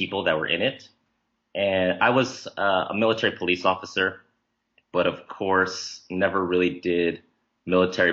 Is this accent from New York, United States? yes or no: no; New Jersey, United States; also born or lived in Nebraska; My parents are from Taiwan, but I was born in Nebraska and then raised in New Jersey